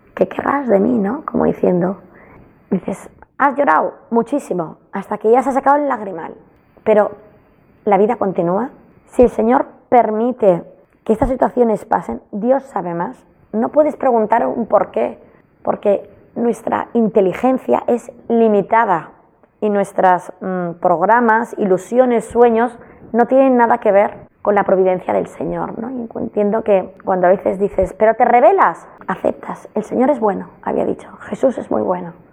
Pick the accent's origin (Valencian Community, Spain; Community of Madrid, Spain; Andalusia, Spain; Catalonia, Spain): Catalonia, Spain; Barcelona; aquí de Barcelona